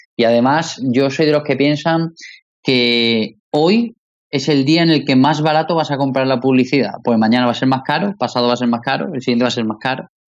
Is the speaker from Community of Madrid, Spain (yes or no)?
no; Málaga, Andalusia, Spain; somos malagueños